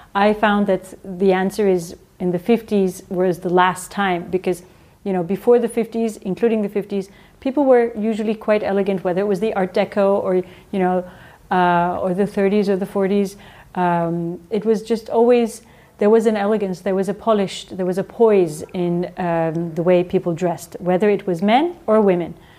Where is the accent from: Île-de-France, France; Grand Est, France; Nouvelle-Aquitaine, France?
Grand Est, France; Strasbourg; when I was born in France